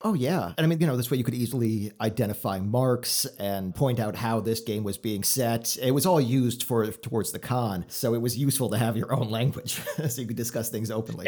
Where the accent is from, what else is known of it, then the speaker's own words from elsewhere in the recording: Florida, United States; now in Chicago, United States; I grew up in Florida